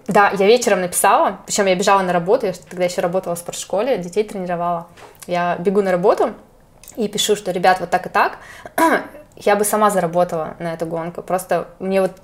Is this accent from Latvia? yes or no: no; Chelyabinsk, Chelyabinsk Oblast, Russia; я из Челябинска